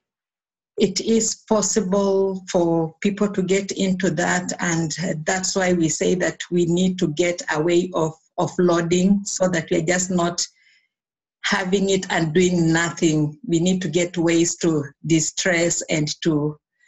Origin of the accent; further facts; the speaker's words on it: Kenya; I was born in Kenya. I went to school in Kenya